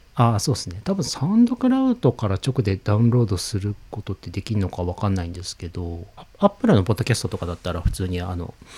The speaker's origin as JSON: {"language": "Japanese", "region": "Niigata", "country": "Japan", "tie": "born or raised there", "moved": "yes", "lives_now": "Kanagawa, Japan", "said": "俺の新潟の実家"}